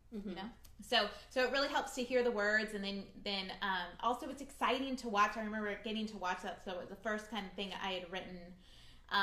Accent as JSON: {"language": "English", "area": "Orange County", "region": "California", "country": "United States", "tie": "born or raised there", "said": "I grew up in Orange County"}